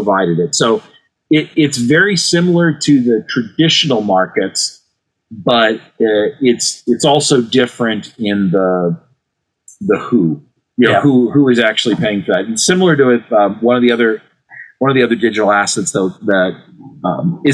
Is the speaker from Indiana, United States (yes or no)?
no; Cleveland, Ohio, United States; my hometown team, the Cleveland Cavaliers